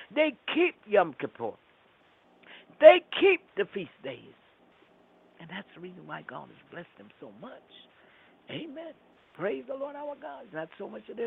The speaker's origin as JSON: {"language": "English", "town": "New York City", "region": "New York", "country": "United States", "tie": "born or raised there", "said": "I grew up in Brooklyn."}